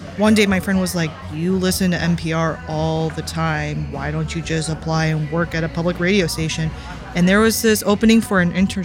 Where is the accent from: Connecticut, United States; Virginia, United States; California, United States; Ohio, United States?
California, United States; Irvine; also born or lived in Echo Park, Los Angeles; now in Los Angeles, United States; I grew up in Irvine where there's a ton of upper middle class Koreans, and my parents were not too well off.